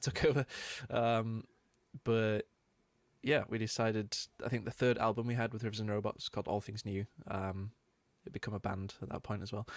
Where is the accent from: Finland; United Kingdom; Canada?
United Kingdom; Manchester, North West England; growing up in Manchester is a big music city